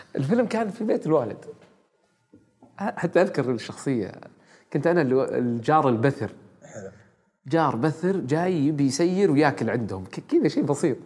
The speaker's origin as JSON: {"language": "Arabic", "country": "Saudi Arabia", "said": "إحنا سعوديين"}